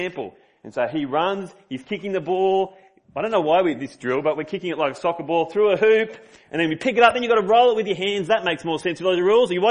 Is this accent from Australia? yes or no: yes; Sydney, New South Wales, Australia; moved away; I'm from Sydney